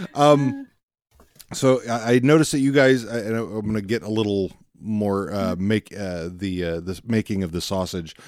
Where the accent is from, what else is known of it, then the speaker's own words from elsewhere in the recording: Fort Worth, Texas, United States; also born or lived in Pilot Point, Texas; I'm from Fort Worth originally